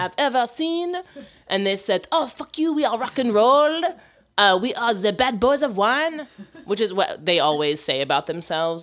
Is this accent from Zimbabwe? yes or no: no; United States; I'm American